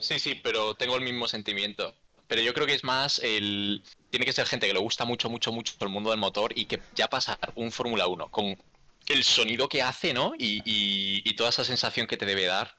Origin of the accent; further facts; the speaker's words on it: Galicia, Spain; hoy estamos todos gallegos en este podcast